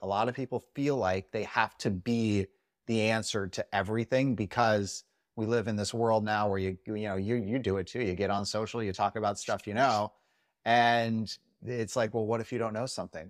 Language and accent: English; Las Vegas, Nevada, United States; I'm from Vegas